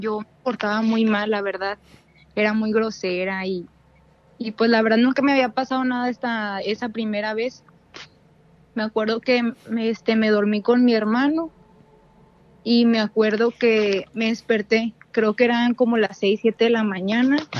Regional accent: Monterrey, Nuevo León, Mexico; de Monterrey

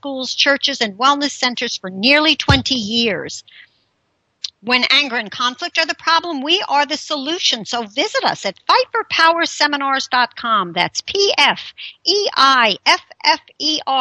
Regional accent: Bergenfield, New Jersey, United States; moved away; my hometown, Bergenfield, New Jersey

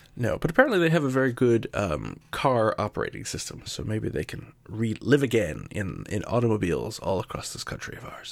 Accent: Yonkers, New York, United States; I was born and raised in New York, uh, right outside of New York City in a town called Yonkers

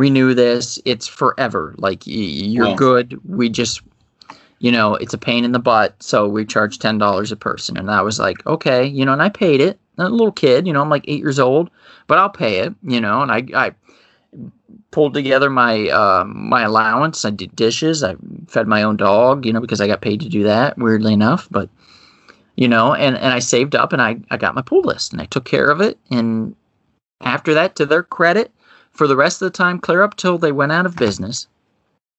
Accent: Ohio, United States; my hometown shop in Ohio

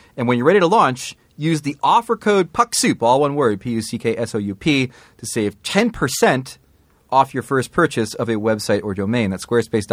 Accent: Canada; I'm fucking Canadian

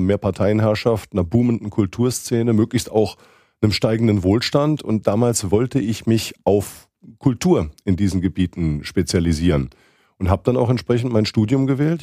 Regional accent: southwestern Germany, Germany; die große Zeitung in der Gegend, wo ich aufgewachsen bin, in Südwestdeutschland

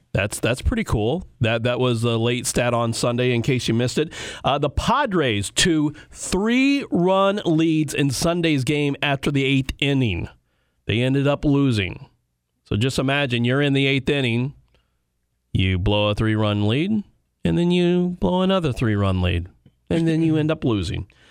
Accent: Illinois, United States; I grew up in Illinois

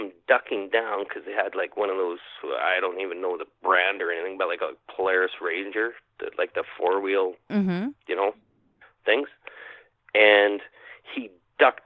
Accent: Winnipeg, Manitoba, Canada; I'm from Winnipeg

